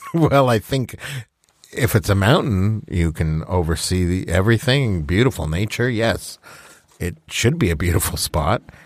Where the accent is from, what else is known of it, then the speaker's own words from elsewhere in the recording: Alberta, Canada; I grew up in Alberta